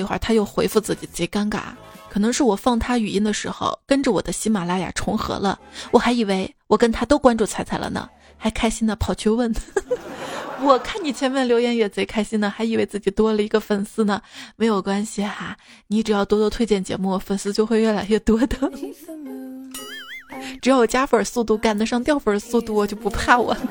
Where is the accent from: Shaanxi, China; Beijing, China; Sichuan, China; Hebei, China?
Shaanxi, China; Xi'an; 而我们西安人啊，通常爱吃的凉皮儿都在小吃店买